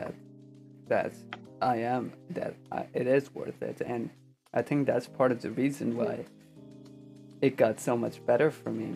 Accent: Pakistan; also born or lived in Buffalo, New York; now in United States; when I was growing up in Pakistan, I didn't really feel like I had any like real friends

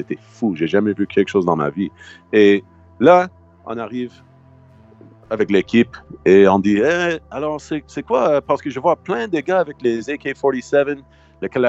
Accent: United States; French is a second language; Moi, je suis américain, je suis gros.

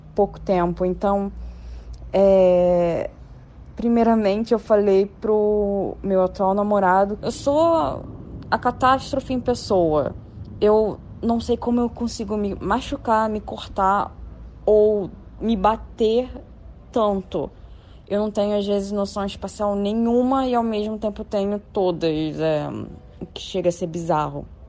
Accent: Rio de Janeiro, Brazil; sou da cidade do Rio de Janeiro

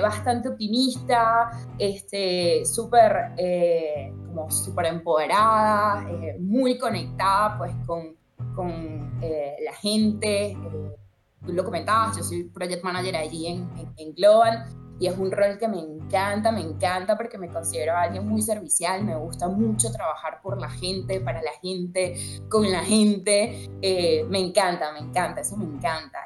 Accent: Venezuela; moved away as an adult; nací en Venezuela

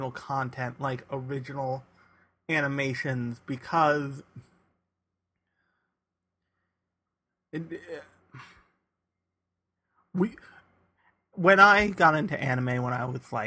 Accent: United States; we are not used to as American anime fans

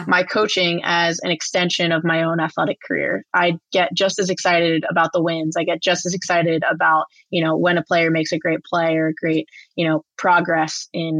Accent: New Jersey, United States; I played super competitive club soccer growing up in New Jersey

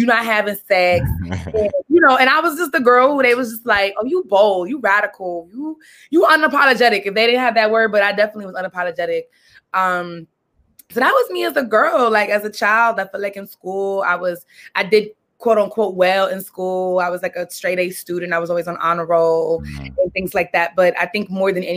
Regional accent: New York City, New York, United States; I grew up in Brooklyn, Brooklyn, East New York, pre-gentrified, the hood

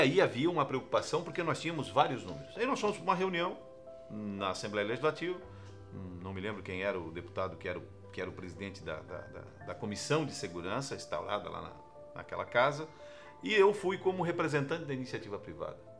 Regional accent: Santa Catarina, Brazil; enquanto catarinense, enquanto brasileiro

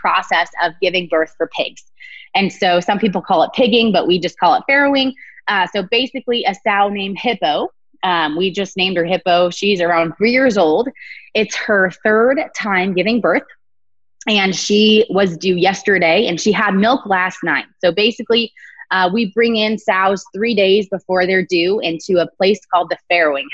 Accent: Bakersfield, California, United States; I was born and raised in Bakersfield, California

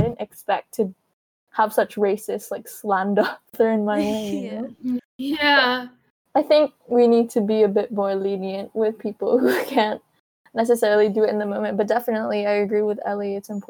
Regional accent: Philippines; I would never get anywhere because I'm Filipino and Filipinos are helpers

